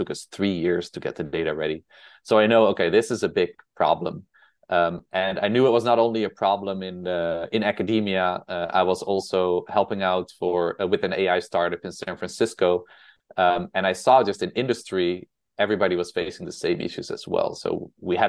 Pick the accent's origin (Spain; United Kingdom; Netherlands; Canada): Netherlands; accent: Dutch; English is a second language; moved away as an adult; also born or lived in Utrecht, Netherlands / New York City, United States; now in United States; I'm originally from the Netherlands. That's why I have this Dutch accent